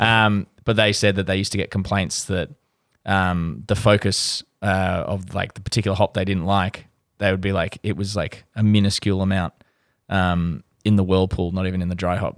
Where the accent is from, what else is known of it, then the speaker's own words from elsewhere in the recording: Australia; as an Australian